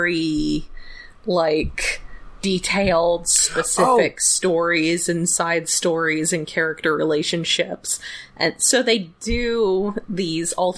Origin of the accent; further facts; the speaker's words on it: Alabama, United States; I'm from Alabama